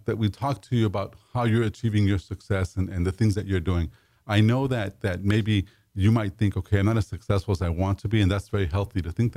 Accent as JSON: {"language": "English", "town": "Los Angeles", "region": "California", "country": "United States", "tie": "born or raised there", "said": "I grew up in East"}